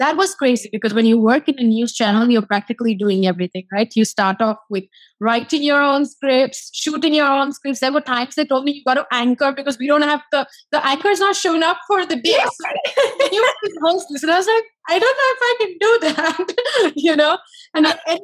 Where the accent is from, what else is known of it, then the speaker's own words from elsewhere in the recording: India; moved away as an adult; now in Los Angeles, United States; I'm from India.